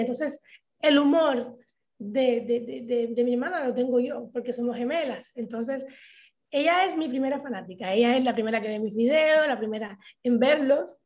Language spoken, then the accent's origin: Spanish; Havana, Cuba; moved away as an adult; now in Dominican Republic; Yo los mejores años de mi vida los tuve y los pasé en Cuba